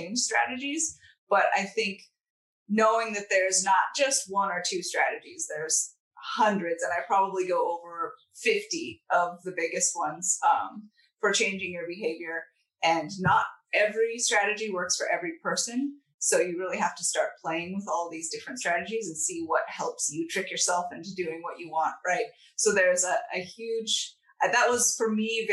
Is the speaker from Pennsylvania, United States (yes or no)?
no; Southern California, United States; moved away as an adult; growing up in Southern California, where the coldest winter day was 40 Fahrenheit.